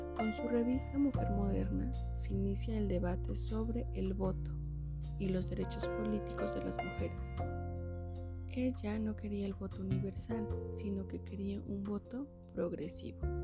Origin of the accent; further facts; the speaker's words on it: Mexico; Como mujer, como mexicana y como madre